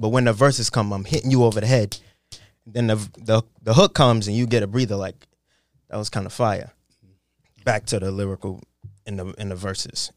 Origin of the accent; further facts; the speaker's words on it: New York City, New York, United States; I sound like I'm from Queens, New York